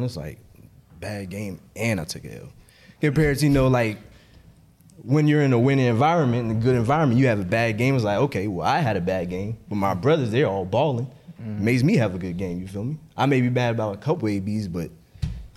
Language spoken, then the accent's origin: English; Memphis, Tennessee, United States; I'm from Memphis